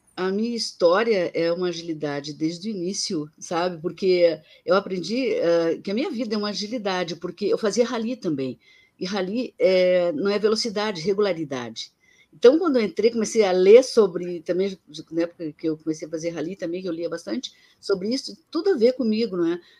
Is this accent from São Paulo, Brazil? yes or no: no; Rio Grande do Sul, Brazil; eu sou gaúcho